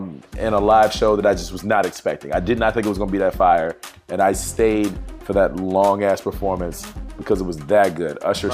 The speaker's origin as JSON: {"language": "English", "region": "Virginia", "country": "United States", "said": "we're from Virginia."}